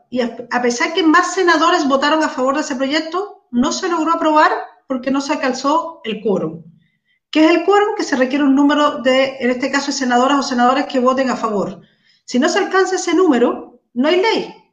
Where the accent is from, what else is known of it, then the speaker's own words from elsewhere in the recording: Macul, Santiago Metropolitan Region, Chile; soy de Macul.